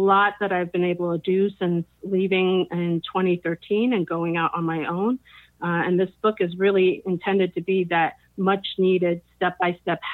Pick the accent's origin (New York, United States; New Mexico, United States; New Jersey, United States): New Jersey, United States; now in Silicon Valley, United States; I'm originally from New Jersey. I lived in a number of different places and traveled extensively. But we're now based in Silicon Valley, California